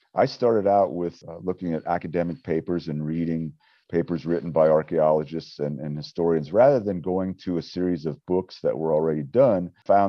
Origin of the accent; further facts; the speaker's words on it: Wyoming, United States; growing up in Wyoming, of course, the Western history was very instrumental in my life growing up